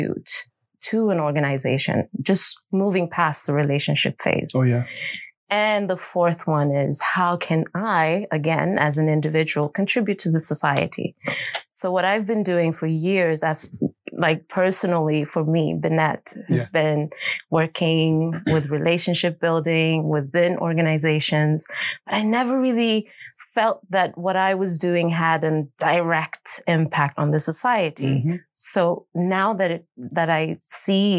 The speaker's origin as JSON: {"language": "English", "town": "Stockholm", "region": "Stockholm County", "country": "Sweden", "tie": "born or raised there", "said": "I'm born and raised in Stockholm"}